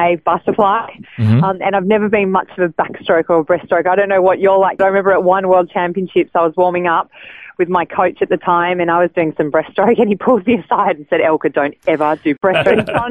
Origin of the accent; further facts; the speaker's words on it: Sydney, New South Wales, Australia; born and raised in Sydney